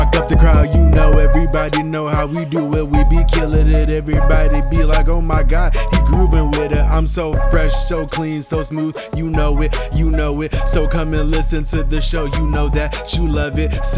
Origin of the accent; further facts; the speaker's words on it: Ohio, United States; moved away; also born or lived in Oklahoma / Florida; I'm from Ohio, so then I moved to Oklahoma at some point